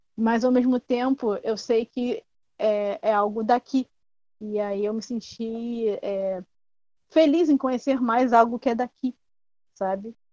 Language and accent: Portuguese; Brazil; a nossa identidade como brasileiro